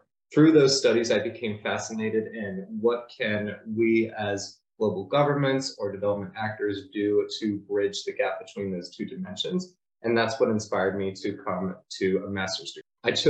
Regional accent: North Carolina, United States; moved away as an adult; now in London, United Kingdom; I'm from North Carolina, United States, but I went to university at George Washington University.

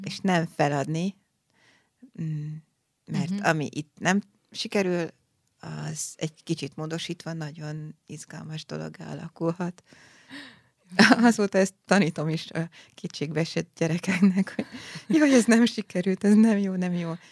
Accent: Budapest, Hungary; also born or lived in Szeged; Az Alsóhegy utcai uh-huh. Budai Baptista gyülekezetben ott nőttem fel

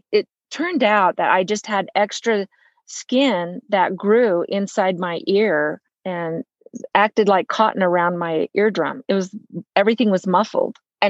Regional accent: Los Angeles, California, United States; In Los Angeles. I grew up in Los Angeles. My dad was a professor at UCLA.

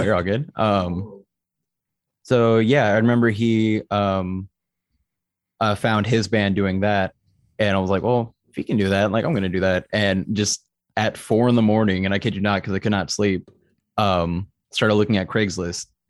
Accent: Austin, Texas, United States; also born or lived in San Antonio; I'm originally from San Antonio, but I grew up more in Austin. So I'm basically an Austinite

